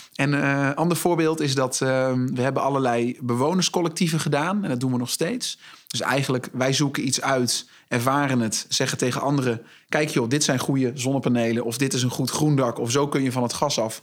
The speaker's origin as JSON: {"language": "Dutch", "town": "Zwartsluis", "region": "Overijssel", "country": "Netherlands", "tie": "born or raised there", "moved": "as an adult", "lives_now": "Zwolle, Netherlands", "said": "ik ben geboren en getogen in Zwartsluis"}